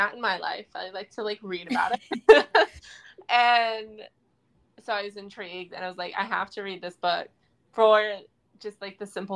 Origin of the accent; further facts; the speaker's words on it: Midwest, United States; Midwest that we're from